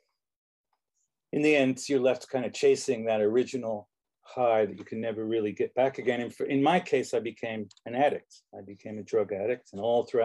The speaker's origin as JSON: {"language": "English", "region": "London", "country": "United Kingdom", "tie": "born or raised there", "moved": "yes", "lives_now": "United States", "said": "So in London, England, where I grew up, I was born in this country, but I grew up in London"}